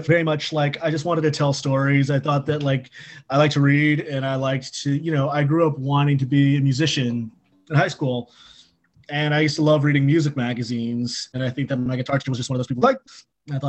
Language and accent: English; California, United States; moved away as an adult; also born or lived in Chapel Hill, North Carolina; now in Washington, D.C., United States; I grew up in California, but I went to college at the University of North Carolina at Chapel Hill